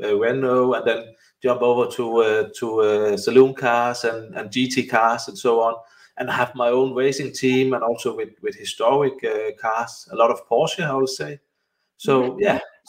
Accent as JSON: {"language": "English", "country": "Denmark", "second_language": "English", "said": "I'm coming from Denmark. So I think that's why the accent is so"}